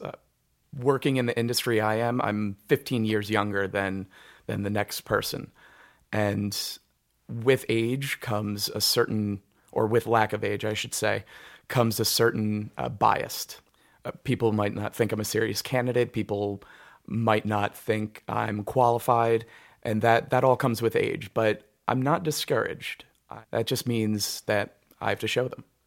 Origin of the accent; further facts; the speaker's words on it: Wallkill, New York, United States; also born or lived in Cold Spring, New York; I went to Walk Hill High School. I, I grew up around here